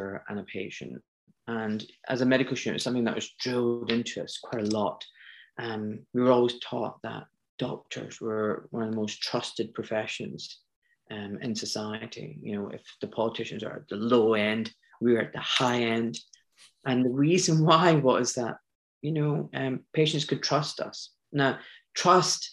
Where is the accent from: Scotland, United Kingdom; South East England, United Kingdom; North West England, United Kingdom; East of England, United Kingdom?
Scotland, United Kingdom; moved away as an adult; also born or lived in Pakistan (parents); now in London, United Kingdom; I was born in Scotland